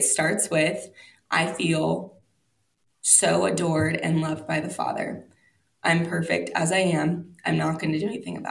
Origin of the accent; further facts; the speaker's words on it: Indiana, United States; also born or lived in Wisconsin; now in Colorado, United States; we're both from Indiana and then we were both missionaries in Wisconsin.